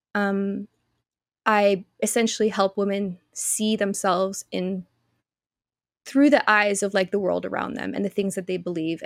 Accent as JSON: {"language": "English", "country": "Canada", "also_born_or_lived": "Australia", "moved": "yes", "said": "I'm Canadian"}